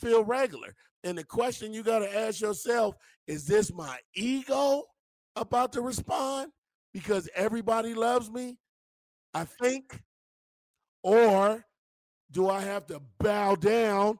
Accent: California, United States; I'm from California

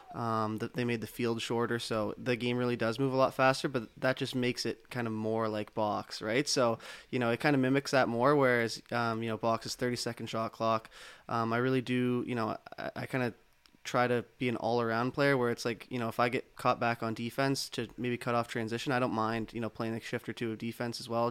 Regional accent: Toronto, Ontario, Canada; I'm from Toronto, uh, yeah. Uh, just outside in Etobicoke

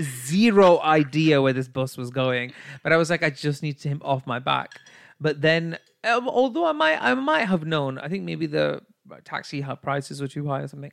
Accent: United Kingdom; I'm a classy British bitch

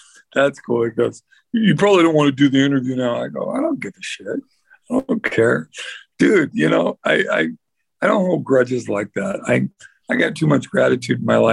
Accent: the Northwest, Pacific Northwest, United States; we're three guys from the Northwest

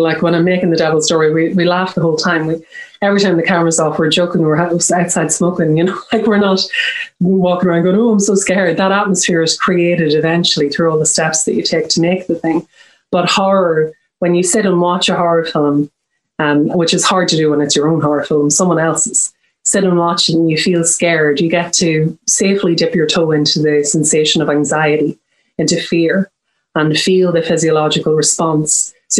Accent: Ireland; Well, I mean, I am Irish and I'm Catholic, so I've kind of been consulting with Catholic priests my whole life.

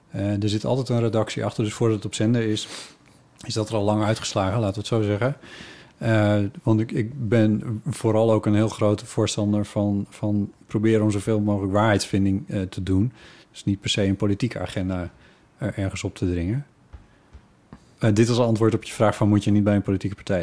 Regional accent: Friesland, Netherlands; moved away; waar ik opgegroeid ben, dat het daar Ivige Leerne heet

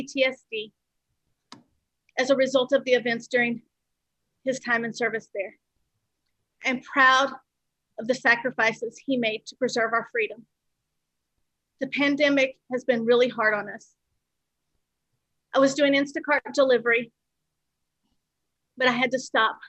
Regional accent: Texas, United States; now in Coral Springs, United States; I am a U.S. born citizen and I was born in Texas

